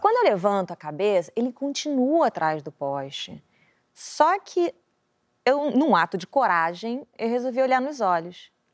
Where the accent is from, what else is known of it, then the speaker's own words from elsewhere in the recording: Rio de Janeiro, Brazil; eu não saí da Zona Oeste do Rio de Janeiro, porra, cria de, cria de favela, Bangu, Campo Grande